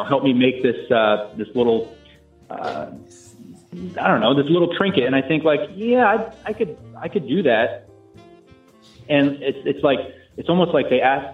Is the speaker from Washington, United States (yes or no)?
yes; Washington, United States